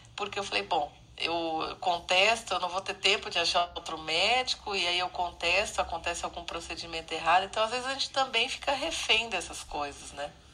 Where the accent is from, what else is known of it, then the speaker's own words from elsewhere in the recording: São Paulo, Brazil; Eu sou de São Paulo